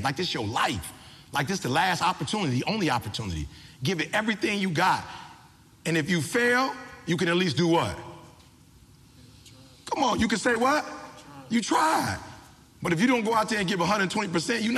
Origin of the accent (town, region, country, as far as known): Detroit, Michigan, United States